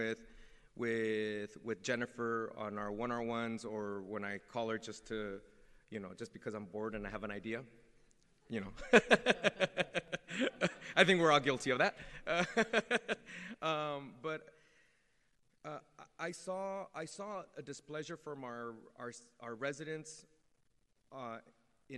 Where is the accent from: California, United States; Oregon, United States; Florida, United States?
California, United States; San Jose; the neighborhood that I grew up in the Washington neighborhood